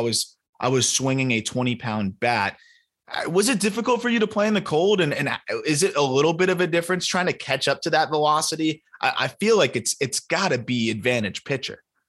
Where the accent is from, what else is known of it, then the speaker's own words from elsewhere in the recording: South Florida, United States; moved away; also born or lived in Syracuse; I grew up in South Florida